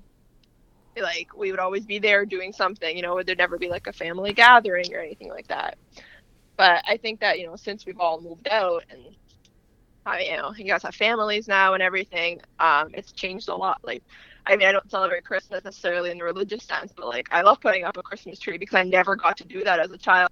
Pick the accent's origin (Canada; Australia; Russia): Canada; also born or lived in Lebanon; I'm a Canadian